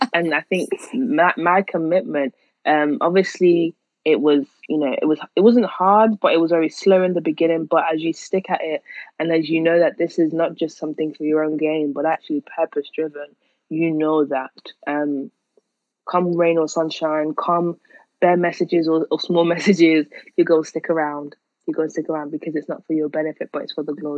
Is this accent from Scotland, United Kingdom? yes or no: no; Manchester, North West England, United Kingdom; accent: Manchester; my Manchester accent